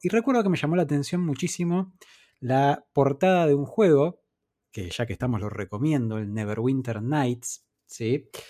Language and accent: Spanish; Argentina; en nuestra infancia no se conseguían juegos originales acá en Argentina